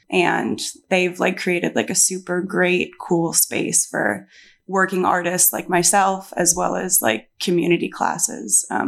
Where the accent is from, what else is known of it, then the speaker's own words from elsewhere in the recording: Milwaukee, Wisconsin, United States; moved away; also born or lived in Chicago area / Boulder, Colorado; I grew up in the Chicago area. Well, grew up in like Milwaukee, Midwest. And then I went to school in Boulder